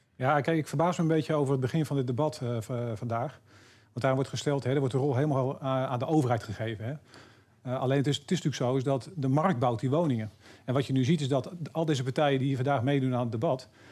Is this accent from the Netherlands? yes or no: yes; Harderwijk, Gelderland, Netherlands; waar ik vandaan kom, uit Harderwijk, veel minder groot is.